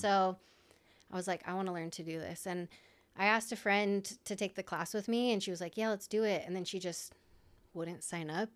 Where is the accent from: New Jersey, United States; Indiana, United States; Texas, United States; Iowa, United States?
Iowa, United States; I'm from Iowa